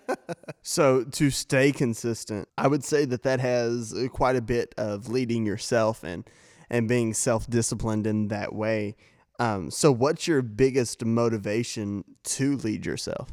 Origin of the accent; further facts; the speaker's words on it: Missouri, United States; moved away as an adult; I'm originally from Missouri